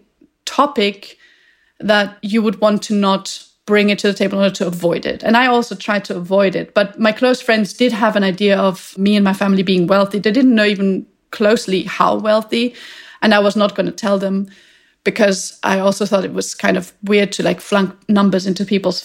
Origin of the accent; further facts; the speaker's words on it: Vienna, Austria; I grew up in Vienna